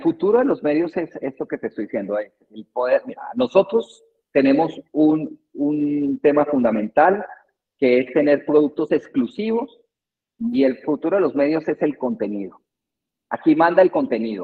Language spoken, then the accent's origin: Spanish; Colombia; moved away as an adult; now in Guatemala; soy colombiano, llevo 20 años aquí en Guatemala